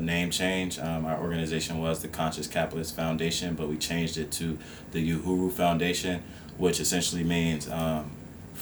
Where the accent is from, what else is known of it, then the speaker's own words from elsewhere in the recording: Esmont, Virginia, United States; I was born and raised in the Esmont area, which is like 15 miles outside of Charlottesville. And so I'm basically born and raised in Albemarle County